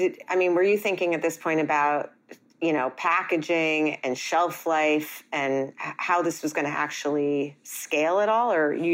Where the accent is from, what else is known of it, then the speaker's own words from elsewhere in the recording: New York, United States; I'm a New Yorker and we say almond.